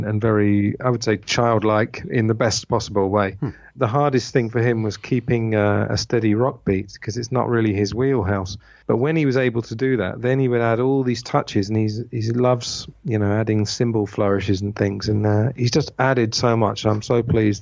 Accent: Egham, South East England, United Kingdom; moved away; I'm from Egham in Surrey.

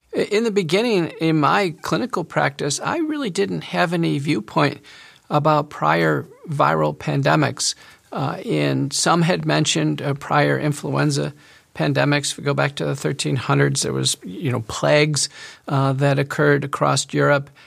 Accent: United States; as an American doctor

